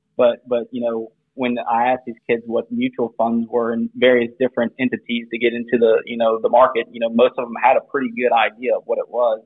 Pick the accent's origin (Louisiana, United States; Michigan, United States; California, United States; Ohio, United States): Louisiana, United States; South; we're both from South Louisiana, went to the same high school together